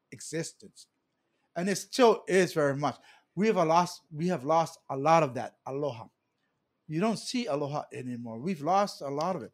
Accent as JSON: {"language": "English", "region": "Hawaii", "country": "United States", "tie": "born or raised there", "said": "being born and raised in Hawaii and having generations here in Hawaii"}